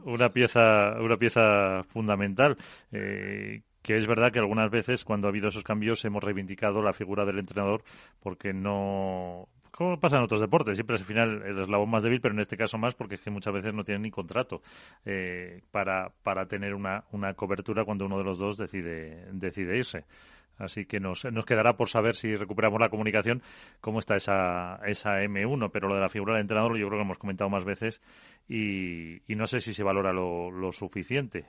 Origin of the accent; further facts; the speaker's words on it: Calahorra / Pradejón, La Rioja, Spain; Calahorra Pradejón, por poner equipo de mi pueblo